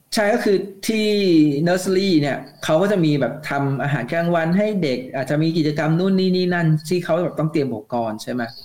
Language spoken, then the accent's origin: Thai; Thailand; moved away as an adult; now in Japan; เหมือนกับเด็กไทยทั่วๆไปอ่ะที่เราเรียนภาษาอังกฤษมาตามภาพบังคับ